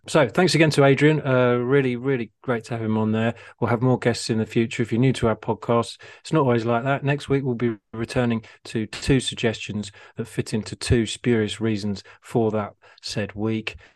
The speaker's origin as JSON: {"language": "English", "town": "Harpenden", "region": "East of England", "country": "United Kingdom", "tie": "born or raised there", "said": "Harpenden is my hometown"}